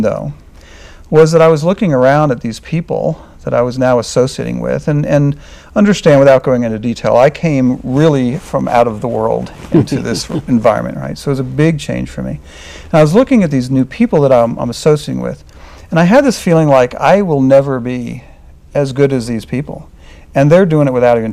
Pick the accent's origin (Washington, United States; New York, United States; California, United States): New York, United States; I was from New York